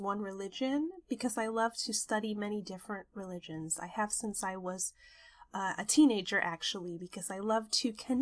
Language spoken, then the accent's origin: English; New York, United States; moved away; I visited New York, my hometown